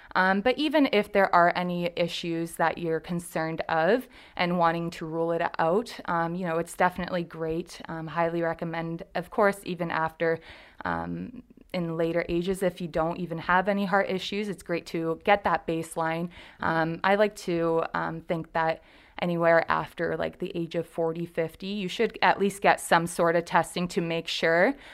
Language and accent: English; Windsor, Ontario, Canada; I went to Saint Clair College, so I'm from Windsor